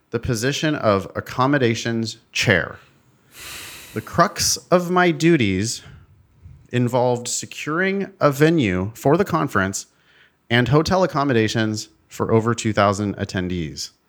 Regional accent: Arizona, United States; young professionals in my home state of Arizona. I accepted.

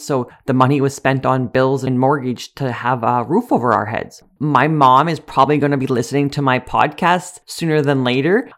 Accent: Sedley, Saskatchewan, Canada; I grew up in Sedley, a small village

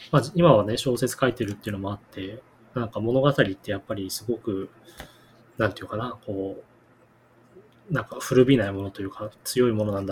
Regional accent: Tochigi, Japan; born or raised there

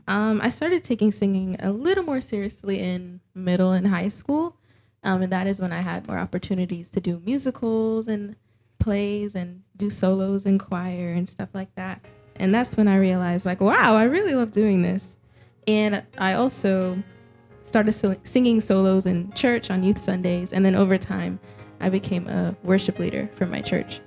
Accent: Florida, United States; I was born and raised in Florida but both of my parents immigrated to the United States from Jamaica

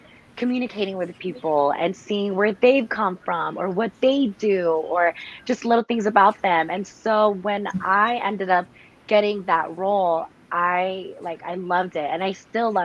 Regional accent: the Bay Area, California, United States; I'm still from the Bay.

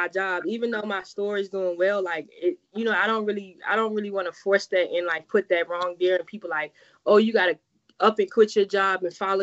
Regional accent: Farmville, Virginia, United States; moved away as an adult; now in Bowie, United States; Located in my hometown, Farmer, Virginia. I'm a graduate of Prince Edward County, class of 2009

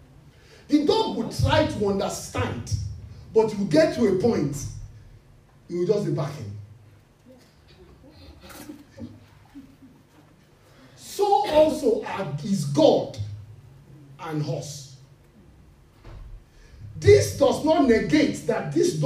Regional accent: Nigeria; we are from Nigeria

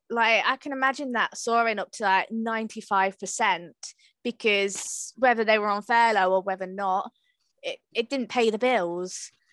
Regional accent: Hatfield, East of England, United Kingdom; I'm from Hatfield

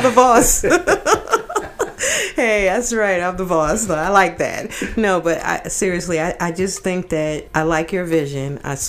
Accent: New York, United States; now in Brunswick, United States; This is how I was raised. I mean, I'm from New York.

